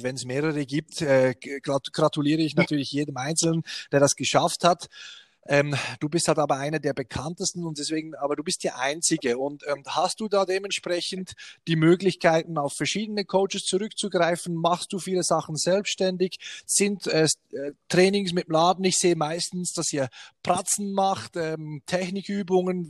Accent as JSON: {"language": "German", "country": "Switzerland", "also_born_or_lived": "Bern", "said": "bei uns in der Schweiz"}